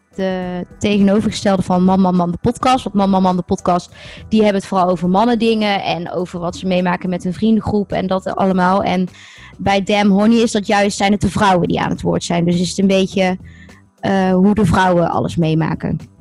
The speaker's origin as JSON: {"language": "Dutch", "country": "Netherlands", "said": "we wel als Nederlanders"}